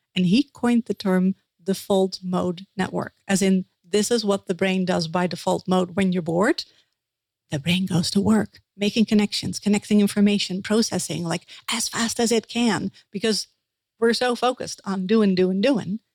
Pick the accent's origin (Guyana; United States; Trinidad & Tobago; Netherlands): Netherlands; accent: Dutch; English is a second language; I'm a Dutch dream interpreter that's uh, my accent that right there.